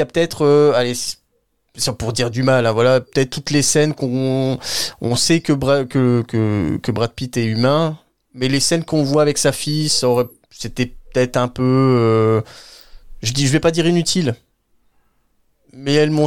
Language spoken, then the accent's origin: French; France; pour nous en tant que Français et Européens